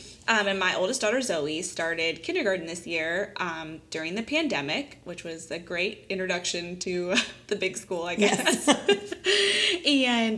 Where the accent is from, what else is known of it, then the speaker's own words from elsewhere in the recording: Kissimmee, Florida, United States; born there; I was born in Kissimmee, too. So because there's no hospital in St. Cloud.